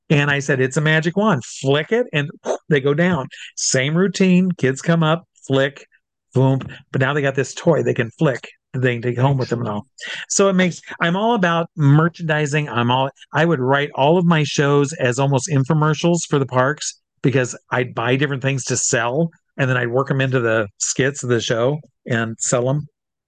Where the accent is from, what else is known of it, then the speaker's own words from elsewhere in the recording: Midwest, United States; It is myself and three friends that I grew up with here in the Midwest.